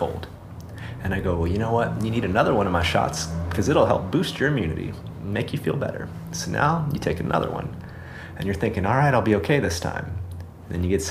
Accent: Florida, United States; also born or lived in Cairo; now in La Paz, Mexico; I'm from Florida

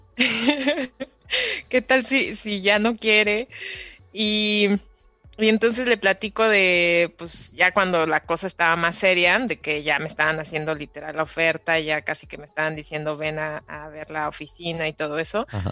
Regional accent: Querétaro, Mexico; moved away as an adult; now in Singapore; soy queretana de corazón y Querétaro, México. Y Vivo en Singapur hace dos años y medio.

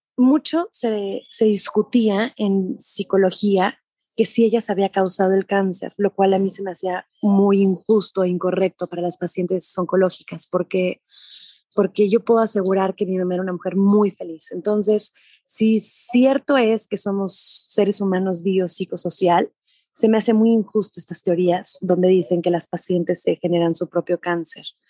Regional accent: Mexico; soy mexicana

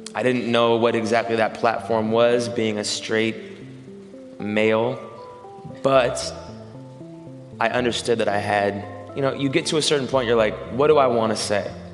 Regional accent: Seattle, Washington, United States; growing up in Capitol Hill

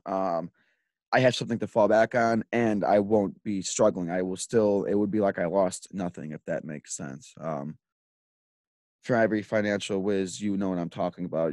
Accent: Lockport, Illinois, United States; I grew up in Lockport my whole life.

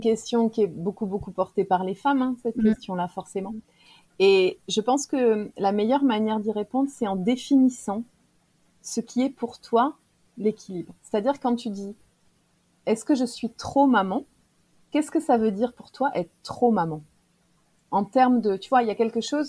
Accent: Clermont-Ferrand, Auvergne-Rhône-Alpes, France; moi je suis de Clermont-Ferrand

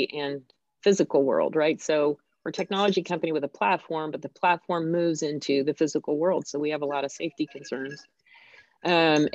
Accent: United States; I'm American

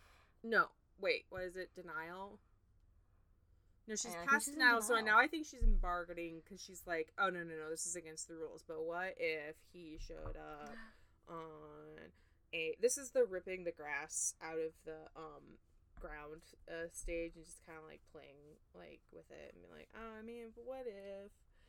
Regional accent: United Kingdom; Actually, I just realized we say herbs because we're British.

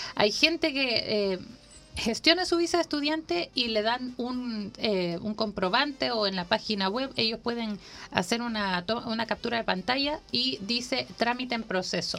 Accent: Honduras; now in Chile; yo nací en Honduras

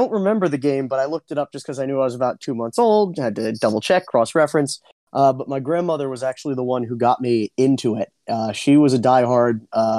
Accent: Springfield, New Jersey, United States; I am from Springfield, and that is right around like that Union, Milburn, that neck of the woods there.

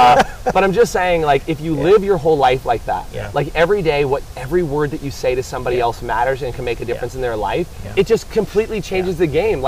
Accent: California, United States; accent: American English; I always tell people I have the, like, American English, or the movie English. Because I'm from California, right? So I guess the movie English.

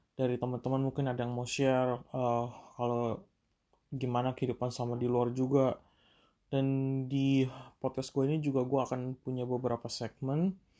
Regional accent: Indonesia; now in Germany; sebagai anak perantauan. Yang jauh dari Indonesia

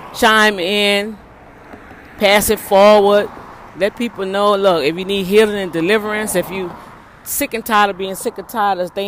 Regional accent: New Orleans, Louisiana, United States; now in Houston, United States; my hometown, Who Dat Nation.

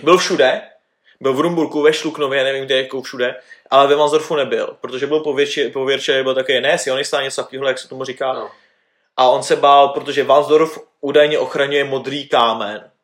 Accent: Sudetenland town near Zittau, Ústí nad Labem Region, Czechia; jelikož jsme sudety, tak tady všichni mají jako baráky po Němcích

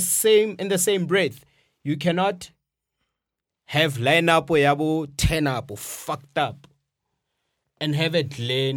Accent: Rustenburg, North West, South Africa; I grew up in Rustenburg, but it's not different.

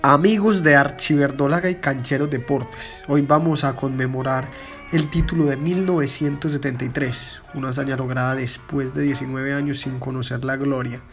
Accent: Antioquia, Colombia; los colores de mi tierra, esa tierra pujante de gente buena

